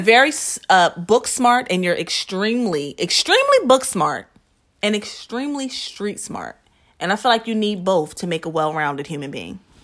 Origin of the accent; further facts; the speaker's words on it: New Jersey, United States; now in Philadelphia, United States; I'm from Jersey. I'm suburban.